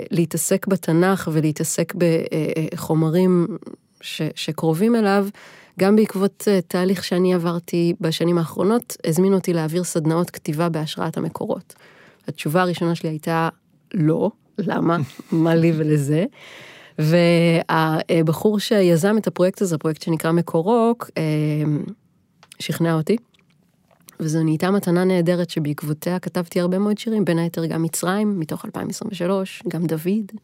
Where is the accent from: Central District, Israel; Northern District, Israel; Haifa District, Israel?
Northern District, Israel; Nazareth Illit; born there; לא, לא, נצרת עילית, אני לא נולדתי בנוף הגליל.